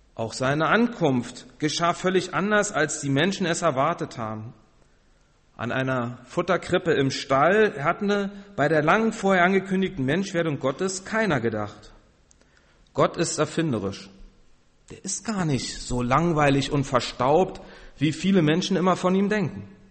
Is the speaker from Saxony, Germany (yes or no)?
no; Berlin, Germany; moved away; ich komme ja aus Berlin